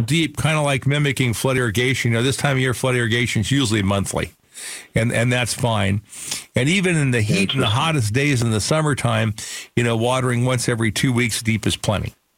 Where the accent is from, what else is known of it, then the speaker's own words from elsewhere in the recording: Phoenix, Arizona, United States; I grew up in Sunny Slope